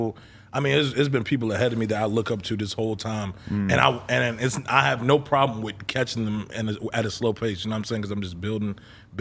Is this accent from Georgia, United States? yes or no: yes; Gwinnett County, Georgia, United States; also born or lived in Maryland; I'm from Gwinnett in Georgia